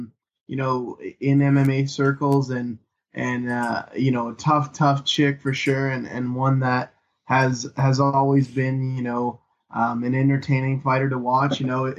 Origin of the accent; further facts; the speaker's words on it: Canada; being Canadian and having a lot of Canadians on the card is definitely one thing